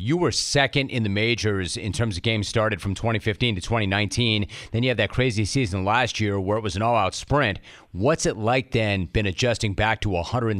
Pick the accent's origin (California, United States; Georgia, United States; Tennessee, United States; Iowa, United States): California, United States; Los Angeles; also born or lived in San Diego; I live between San Diego and L.A. I grew up in Los Angeles. I worked in San Diego.